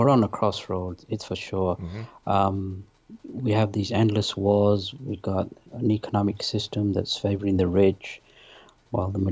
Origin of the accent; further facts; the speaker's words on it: London, United Kingdom; also born or lived in Pakistan / north of England; now in United States; I was born in Pakistan. My parents moved to England when I was 3. I lived in the north of England. Then we moved to London when I was 10